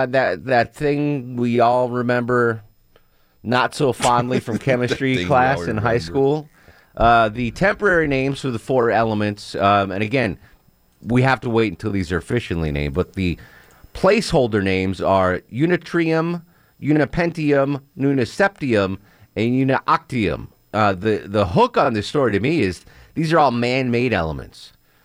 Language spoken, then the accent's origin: English; Connecticut, United States; I grew up in Connecticut. I never had to learn the state song like that.